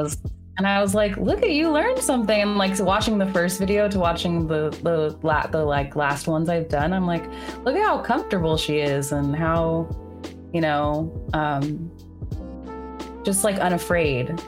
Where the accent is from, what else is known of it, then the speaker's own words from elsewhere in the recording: Bay Area, California, United States; now in New York, United States; I'm from the Bay Area initially, but I um, live in New York